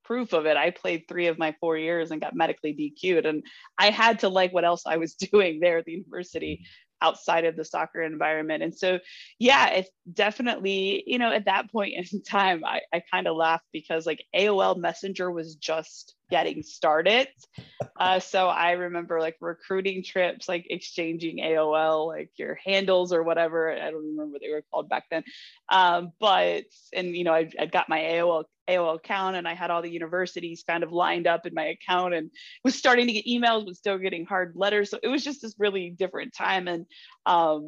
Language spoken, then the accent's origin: English; Naperville, Illinois, United States; I grew up in Naperville, Illinois. So I was a suburb of Chicago